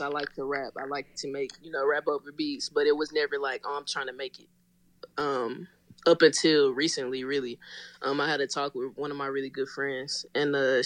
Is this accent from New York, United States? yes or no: no; Nashville, Tennessee, United States; moved away as an adult; now in Atlanta, United States; I'm from Nashville, Tennessee. I'm in Atlanta now. I came out here, I believe, 2014.